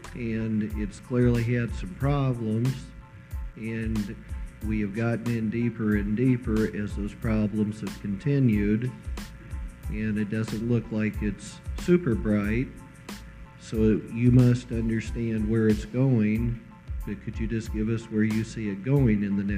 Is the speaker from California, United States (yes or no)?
yes; Kingsburg, California, United States; from Kingsburg, California.